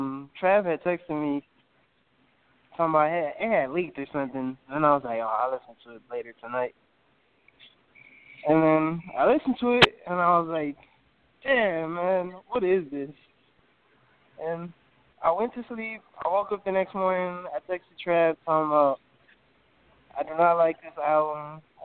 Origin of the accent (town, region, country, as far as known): Dallas, Texas, United States; also born or lived in Chicago